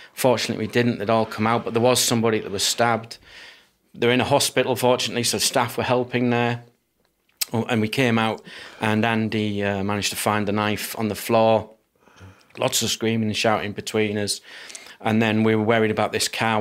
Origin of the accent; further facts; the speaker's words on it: Durham, North East England, United Kingdom; moved away; I grew up in northeast of England, Durham, um, seaside town.